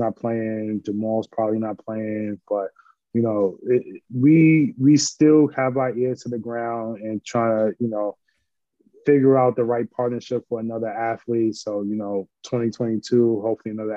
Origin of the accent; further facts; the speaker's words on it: New York City, New York, United States; I grew up in St. Nick Projects in Harlem, 131st 8th Avenue, building 260